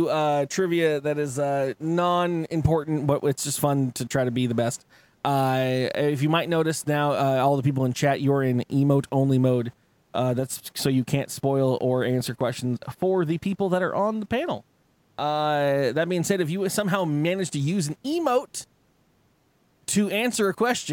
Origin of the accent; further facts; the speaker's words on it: San Diego, California, United States; moved away; also born or lived in Arizona; I grew up in San Diego